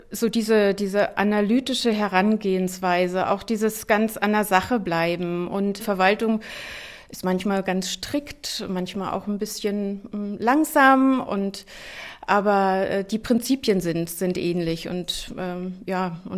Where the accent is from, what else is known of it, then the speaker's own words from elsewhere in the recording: Brandenburg, Germany; Also ich bin froh, dass ich als Brandenburgerin jetzt hier die Aufgabe habe, in Brandenburg Politik machen zu können